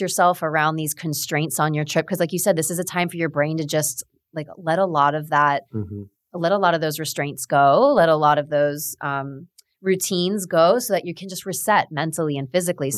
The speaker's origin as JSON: {"language": "English", "region": "South Florida", "country": "United States", "tie": "born or raised there", "said": "Both of us are born and raised in South Florida"}